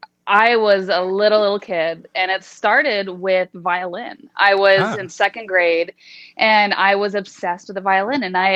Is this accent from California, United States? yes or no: yes; San Jose, California, United States; moved away as an adult; also born or lived in Los Angeles, California; now in Las Vegas, United States; So I was born in LA, but I was raised pretty much my whole life in the San Jose Bay Area.